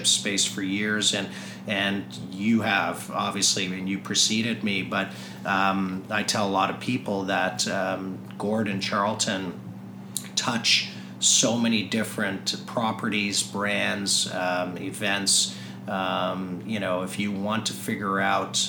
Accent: South Africa; now in Toronto, Canada; I was born in South Africa

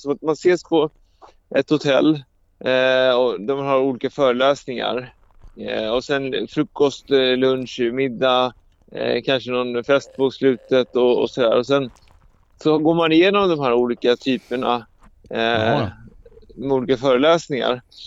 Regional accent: Sweden; jag som är svensk

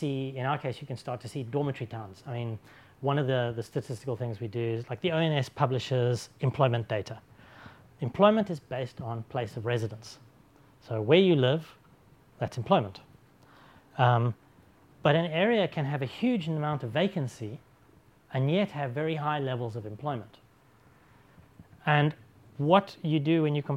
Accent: Oxford, South East England, United Kingdom; my hometown of Oxford

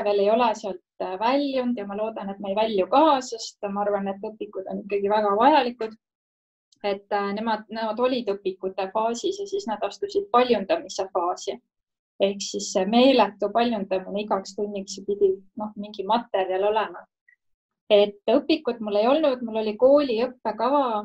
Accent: Estonia; ma olen ikkagi Ida-Euroopast

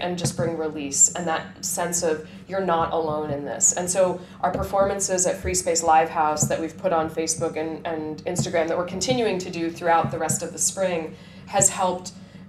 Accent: United States; moved away as an adult; also born or lived in China; now in Hong Kong; Growing up in America

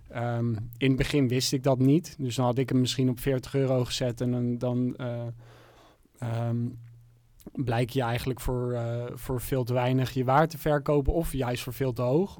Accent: Amsterdam, North Holland, Netherlands; ik kom uit Amsterdam

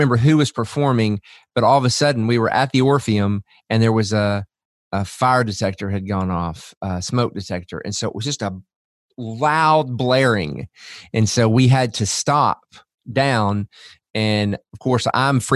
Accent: Memphis, Tennessee, United States; also born or lived in Washington, D.C.; I was from Memphis

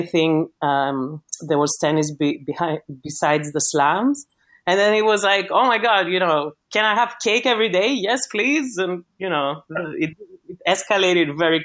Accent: Greece; accent: Greek; English is a second language; moved away

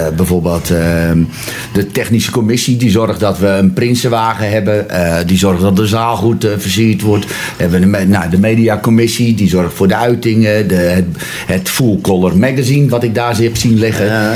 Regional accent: Zwaag, North Holland, Netherlands; ik ben geboren en getogen in Zwaag.

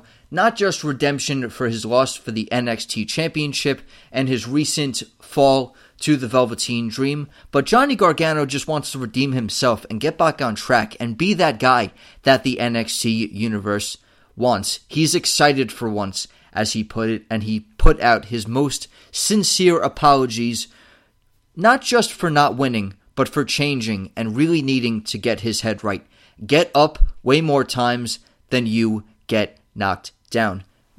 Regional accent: United States; even as an American

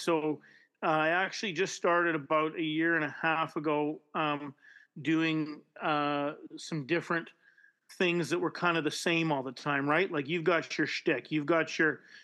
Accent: Winnipeg, Manitoba, Canada; also born or lived in Vancouver; I grew up in Fort Garry

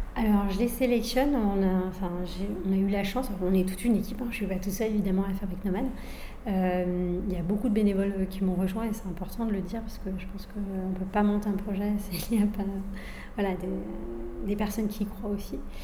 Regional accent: France; Je suis moi-même issue d'immigration, je suis née en France

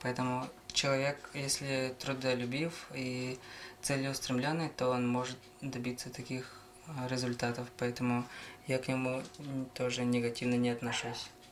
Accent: Namtsy, Sakha Republic, Russia; also born or lived in Khomustakh; родился я в Верхнеблийском районе, село Хомостах Намского наслега. А, рос здесь же, вот село Намцы

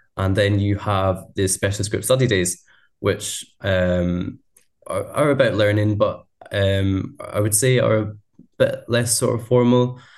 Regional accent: Scotland, United Kingdom; I'm a Scottish student.

